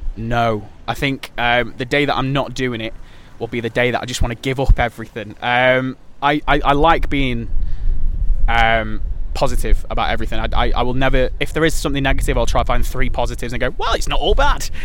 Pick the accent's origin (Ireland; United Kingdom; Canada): United Kingdom; Stoke-on-Trent, West Midlands; I was born, bred, I grew up in Tunstall, went to school there